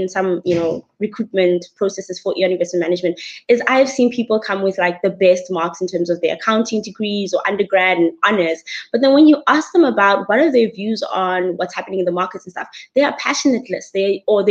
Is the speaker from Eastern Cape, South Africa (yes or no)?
no; Bloemfontein, Free State, South Africa; I come from the humble but awesome place called Bloemfontein in the Free State. I am a Free State girl and actually also grew up on a farm